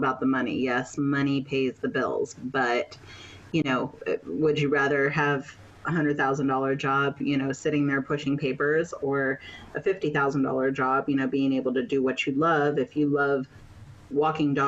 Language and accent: English; Maryland, United States; now in Panama; I'm from Maryland in the United States. Currently, I'm living in Panama